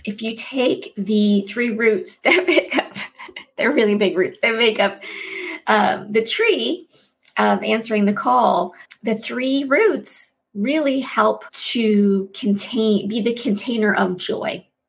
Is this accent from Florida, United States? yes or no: yes; Florida, United States; I spent some time growing up in Florida, and when I first moved there, I learned about this magical animal I had never heard of before, a manatee.